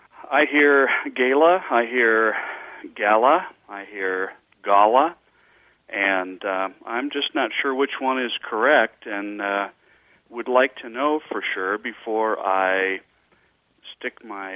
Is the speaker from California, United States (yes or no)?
no; Nebraska, United States; now in Dallas, United States; I grew up in Nebraska, mm-hmm. and as far as I know, that's the only pronunciation I've ever heard up there. But now that I've moved down to Texas, I hear gala quite frequently.